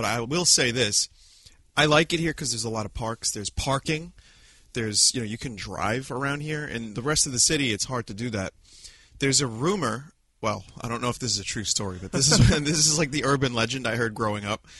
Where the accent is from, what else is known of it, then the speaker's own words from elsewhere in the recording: New York City, New York, United States; I like saying I'm a New Yorker